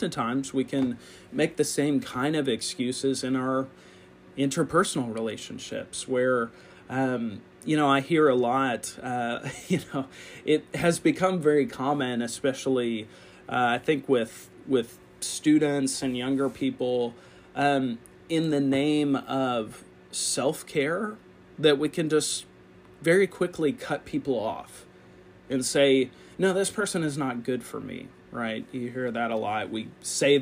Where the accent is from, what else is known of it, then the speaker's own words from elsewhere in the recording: United States; as American Christians